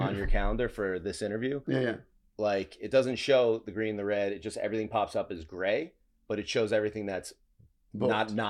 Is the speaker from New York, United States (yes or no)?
yes; Queens, New York, United States